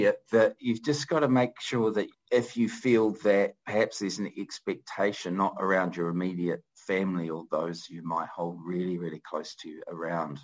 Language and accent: English; Christchurch, Canterbury, New Zealand; also born or lived in Wellington; we moved back down from Wellington to Christchurch, where I grew up